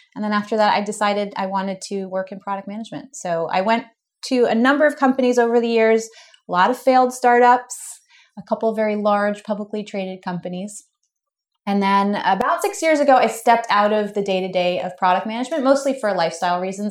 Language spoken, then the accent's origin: English; United States; Being an American